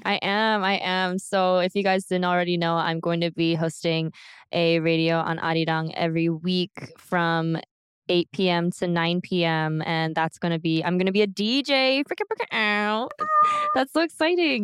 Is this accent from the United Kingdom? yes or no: no; United States; now in South Korea; I'm from America.